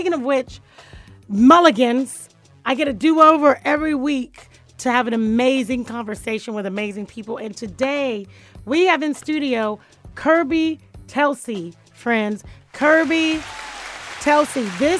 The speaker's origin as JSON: {"language": "English", "region": "Florida", "country": "United States", "said": "I'm from Dade County."}